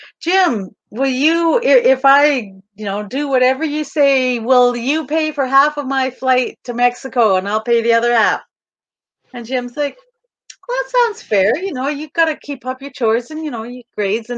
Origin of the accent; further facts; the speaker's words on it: Kamloops, British Columbia, Canada; also born or lived in Calgary; we moved from Calgary back to Kamloops, which is where I'm from.